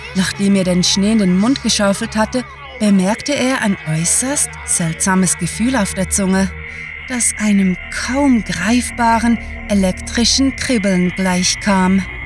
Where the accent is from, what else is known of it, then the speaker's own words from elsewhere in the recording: Switzerland; accent: Swiss; sind wir waschechte Schweizer